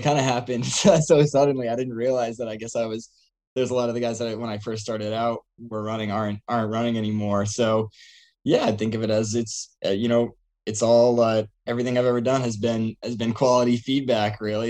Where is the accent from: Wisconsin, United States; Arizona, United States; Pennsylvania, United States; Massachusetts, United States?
Massachusetts, United States; Seekonk; also born or lived in Providence, Rhode Island; from Seekonk, Massachusetts.